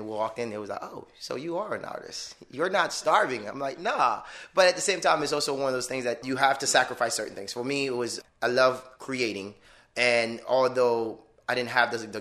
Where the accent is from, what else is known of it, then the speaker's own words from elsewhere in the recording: Miami, Florida, United States; moved away as an adult; also born or lived in Detroit; now in Orlando, United States; I grew up in Miami